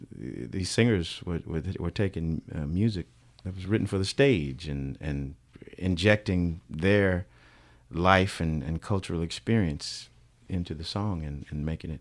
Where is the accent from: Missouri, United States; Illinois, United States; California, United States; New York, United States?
California, United States; Bakersfield; back in my time in Bakersfield, communities probably were separated pretty well by the railroad tracks.